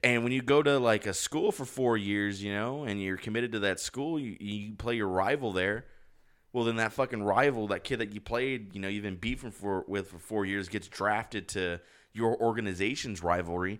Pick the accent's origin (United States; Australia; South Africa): United States; I'm fucking American